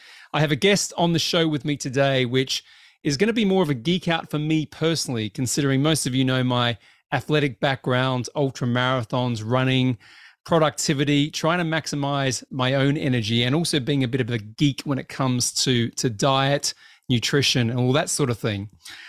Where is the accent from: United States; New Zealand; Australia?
Australia; moved away as an adult; now in United Kingdom; Well, I'm Australian with a weird kind of twist. I've been here for 20 years, though, so they call me a Brit these days.